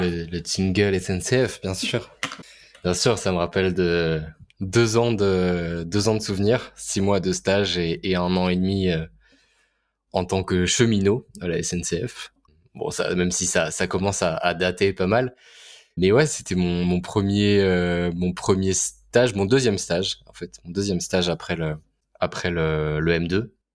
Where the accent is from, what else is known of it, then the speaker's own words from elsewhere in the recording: Orléans, Centre-Val de Loire, France; now in Paris, France; j'ai vécu, à, vécu à côté d'Orléans, donc je viens d'Orléans